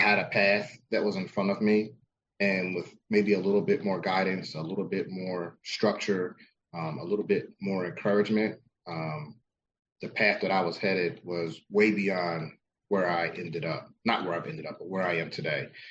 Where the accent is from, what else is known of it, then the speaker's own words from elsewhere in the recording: New Jersey, United States; I was born and raised in South Jersey.